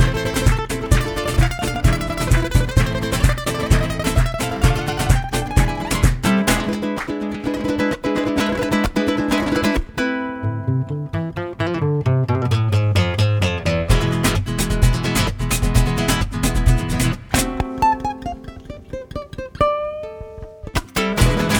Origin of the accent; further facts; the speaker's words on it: Oahu, Hawaii, United States; I am born and raised from the island of Oahu, Hawaii.